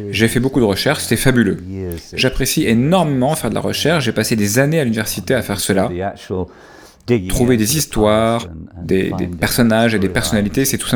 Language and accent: French; north of England, Yorkshire and the Humber, United Kingdom; je sais que là où j'ai grandi, c'est un peu loin du Nouveau-Mexique